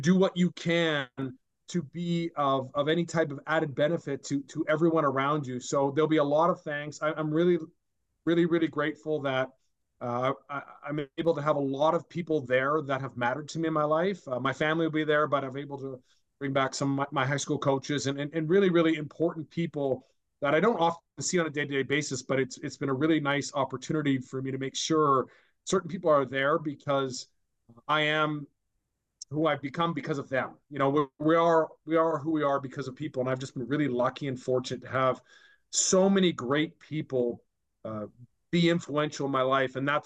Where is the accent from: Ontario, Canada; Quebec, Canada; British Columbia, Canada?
British Columbia, Canada; Vancouver; to be in an organization that was doing well at that time in my hometown.